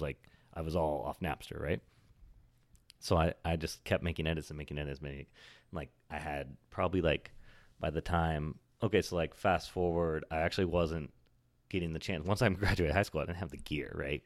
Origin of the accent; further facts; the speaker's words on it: Oregon, United States; also born or lived in California; now in New York, United States; I was raised, I was born in California, but I was raised in Oregon